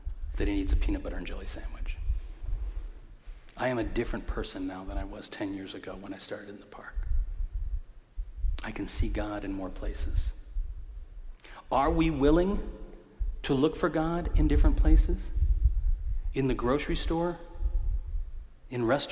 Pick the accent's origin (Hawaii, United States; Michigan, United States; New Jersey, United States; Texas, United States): Michigan, United States; Detroit; my Catholic days of growing up in Detroit